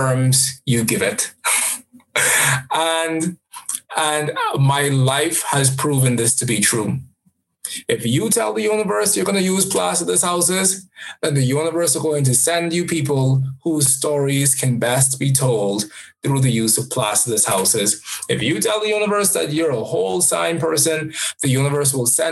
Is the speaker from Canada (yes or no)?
no; Jamaica; I am a Jamaican as well